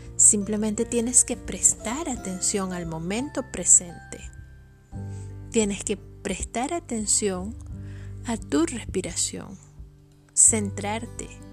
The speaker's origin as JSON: {"language": "Spanish", "country": "Venezuela", "said": "Yo soy venezolana"}